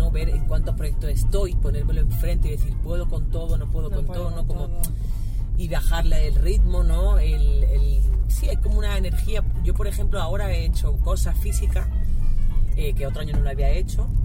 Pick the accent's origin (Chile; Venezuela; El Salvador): El Salvador; moved away; la agenda del 2015 cuando vine de El Salvador